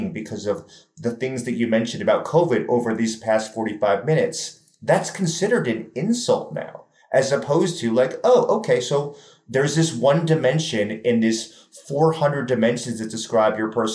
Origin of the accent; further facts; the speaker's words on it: New York City, New York, United States; I'm from New York City